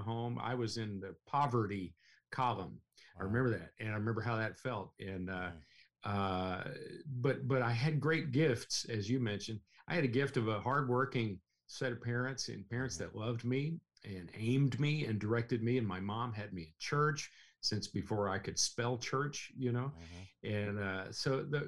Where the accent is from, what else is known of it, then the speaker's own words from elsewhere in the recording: Russell Springs, Kentucky, United States; growing up in Russell Springs, and I got to tell you, that's a beautiful place on Lake Cumberland